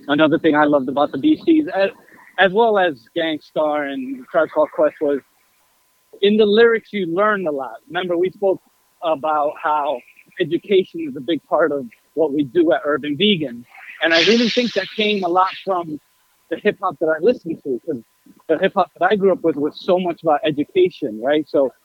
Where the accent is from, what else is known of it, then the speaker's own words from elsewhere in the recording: New York City, New York, United States; I grew up in Queens